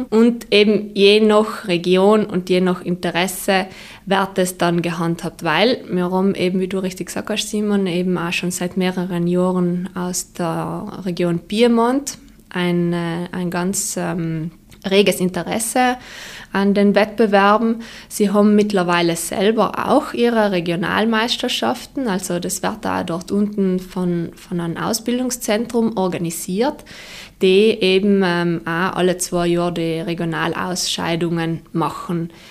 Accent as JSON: {"language": "German", "region": "Trentino-Alto Adige", "country": "Italy", "said": "Also grundsätzlich ähm, ist es äh, auch für uns als, äh, als Südtiroler sehr äh, gut, wenn wir mittlerweile eben auch äh, vom restlichen Italien her Anfragen haben"}